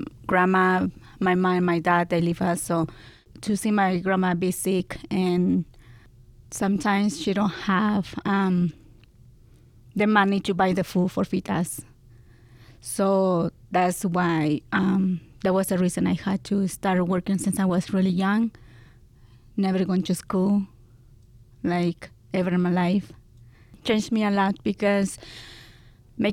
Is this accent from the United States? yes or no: no; Mexico; English is a second language; moved away; I'm from Mexico. I grew up in Mexico.